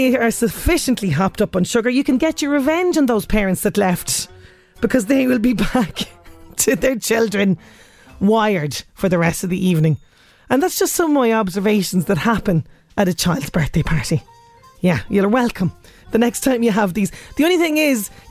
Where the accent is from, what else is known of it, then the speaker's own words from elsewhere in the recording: Ireland; as Irish people